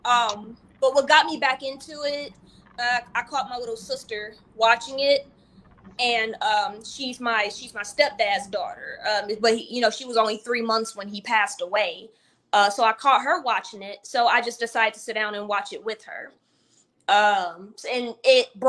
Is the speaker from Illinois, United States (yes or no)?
no; St. Louis, Missouri, United States; being from St. Louis